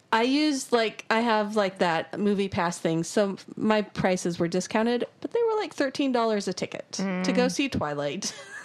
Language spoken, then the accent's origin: English; Wyoming, United States; moved away; I'm originally from Wyoming.